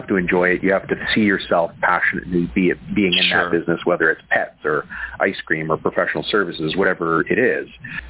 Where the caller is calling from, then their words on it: Vancouver, British Columbia, Canada; I'm calling from, it's a local call to heaven. It's Vancouver, Canada.